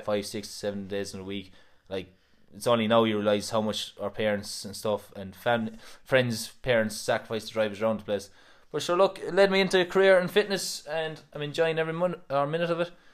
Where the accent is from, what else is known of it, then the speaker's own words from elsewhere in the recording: Kilmallock, Munster, Ireland; we grew up in Asheville and Kilmallock